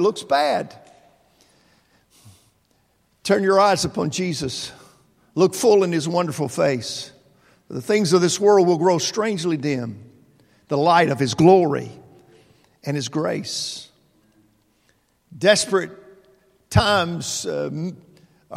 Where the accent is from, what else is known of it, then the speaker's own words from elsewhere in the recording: Mayfield, Kentucky, United States; moved away; my hometown of Mayfield, Kentucky